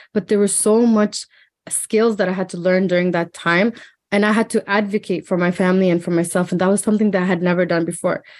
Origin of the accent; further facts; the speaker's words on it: Hamilton, Ontario, Canada; we lived in an apartment in Hamilton, and I grew up like